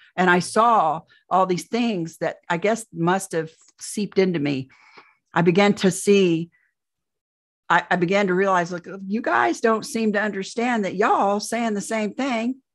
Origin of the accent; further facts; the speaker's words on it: Indiana, United States; I'm from Indiana, Midwest girl, born and raised, never went anywhere else